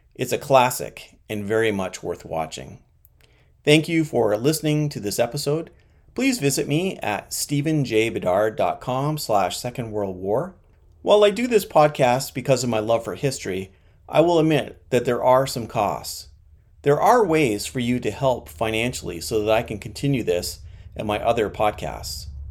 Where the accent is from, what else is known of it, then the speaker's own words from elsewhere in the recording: Canada; As a Canadian